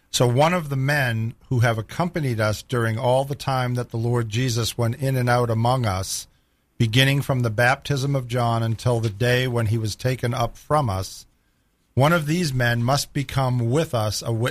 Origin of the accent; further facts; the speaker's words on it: Boston, Massachusetts, United States; accent: Boston; my Boston accent.